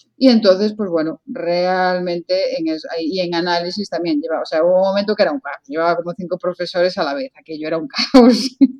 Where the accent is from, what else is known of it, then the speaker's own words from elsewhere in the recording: Lugo, Galicia, Spain; yo soy de Lugo